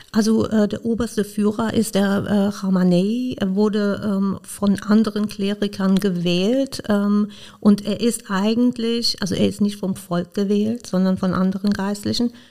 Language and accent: German; Iran; now in Koblenz, Germany; Ich komme ursprünglich aus dem Iran